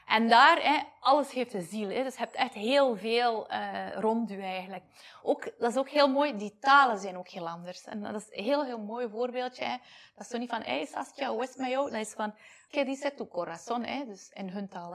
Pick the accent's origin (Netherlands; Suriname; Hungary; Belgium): Belgium; moved away as an adult; now in Mexico; België mijn patria is. Hè mijn vaderland